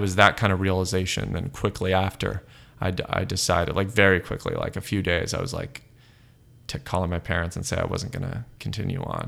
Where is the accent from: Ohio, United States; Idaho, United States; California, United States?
California, United States; Los Angeles; also born or lived in South Pasadena / Berkeley; now in San Francisco, United States; I grew up in Los Angeles proper, so sort of by Eagle Rock up in the hills there, and then we moved to South Pasadena